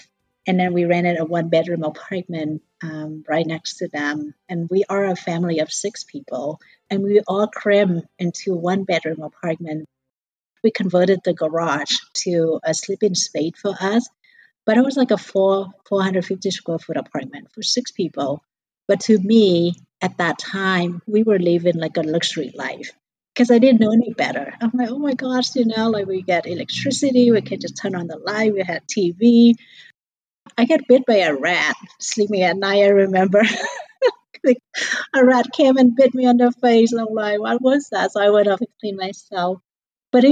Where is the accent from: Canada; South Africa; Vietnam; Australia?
Vietnam; now in United States; I came from a very poor childhood, growing up in Vietnam, in a village